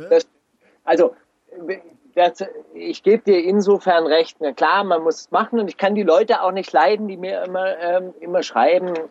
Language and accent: German; Baden-Württemberg, Germany; Es war Ende der 80er Jahre äh, ganz populär nach, nach Berlin zu gehen als Schwabe